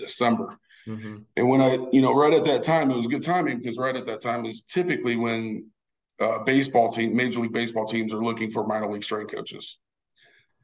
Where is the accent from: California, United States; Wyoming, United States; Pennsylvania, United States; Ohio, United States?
Ohio, United States; Barberton; I grew up in Barberton, Ohio. That's where I went to high school